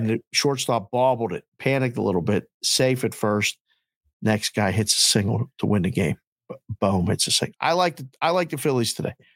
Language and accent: English; Pittsburgh, Pennsylvania, United States; I was a kid from Pittsburgh who grew up